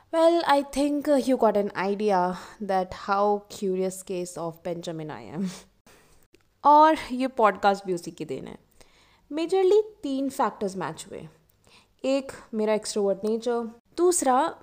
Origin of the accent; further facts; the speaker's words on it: Jaipur, Rajasthan, India; मैं जयपुर शहर से हूँ बचपन से जॉइंट फैमिली में रही हूँ